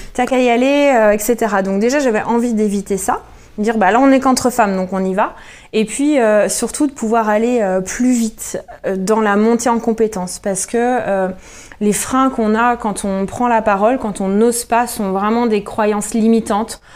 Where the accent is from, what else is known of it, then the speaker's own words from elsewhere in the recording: Jura, Bourgogne-Franche-Comté, France; now in Rennes, France; je suis rennaise euh, de cœur, originaire du Jura